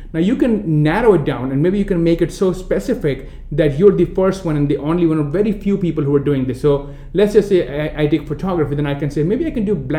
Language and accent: English; India; accent: Indian; moved away; I'm coming from India